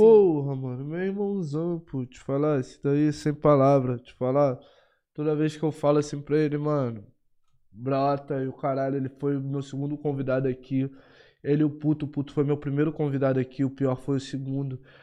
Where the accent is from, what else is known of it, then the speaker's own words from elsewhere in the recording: Rio de Janeiro, Brazil; Eu sou do Rio de Janeiro